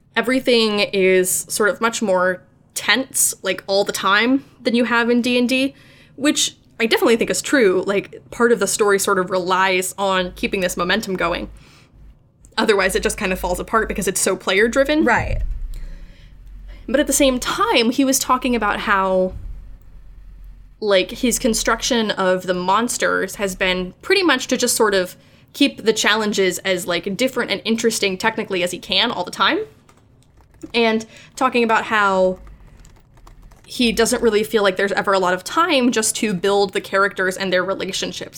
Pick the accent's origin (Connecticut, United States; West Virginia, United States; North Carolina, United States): West Virginia, United States; Morgantown; moved away as an adult; native West Virginian, I was born and raised in Morgantown for the first 18 years of my life, and I only left when I went to go to college